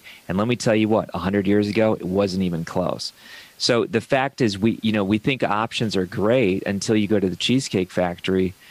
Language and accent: English; Ohio, United States; I come from Ohio